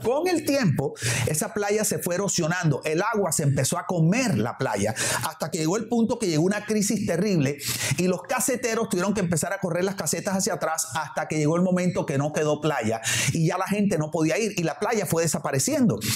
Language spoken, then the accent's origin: Spanish; Barranquilla, Atlántico, Colombia; now in Miami, United States; aquí los que vivimos en Miami o en mi caso, por ejemplo, que vengo de la ciudad de Barranquilla, allá en Barranquilla cuando yo era niño o adolescente